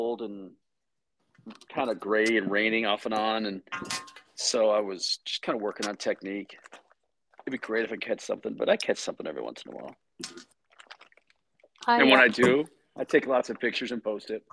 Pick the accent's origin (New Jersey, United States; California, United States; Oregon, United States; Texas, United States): Texas, United States; Dallas; I'm from the Dallas area of the Dallas Metroplex